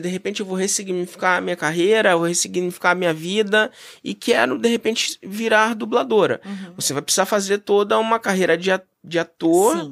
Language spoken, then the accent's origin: Portuguese; Brazil; nós, enquanto brasileiros